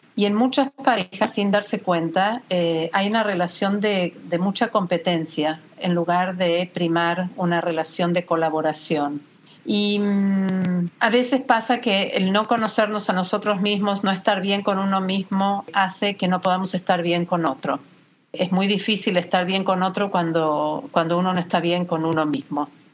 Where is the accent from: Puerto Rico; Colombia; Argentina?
Argentina; moved away as an adult; now in Miami, United States; soy argentina, egresada de la Universidad de El Salvador